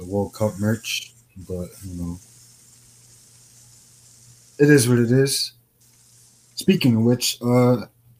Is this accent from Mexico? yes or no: no; Jamaica; I'm Jamaican.